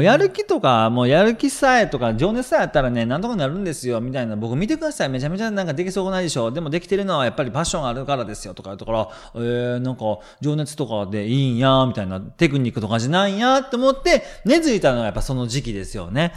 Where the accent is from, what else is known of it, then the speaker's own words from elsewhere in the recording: Kansai, Japan; 僕関西人なんで